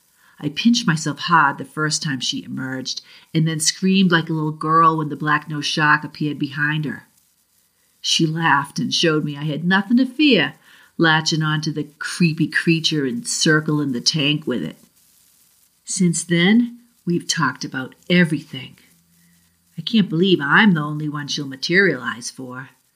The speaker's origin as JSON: {"language": "English", "region": "Massachusetts", "country": "United States", "accent": "Boston", "said": "And for those who know me, I'm from the South Shore of Boston, so I'll see if I can regain some of my New England accent."}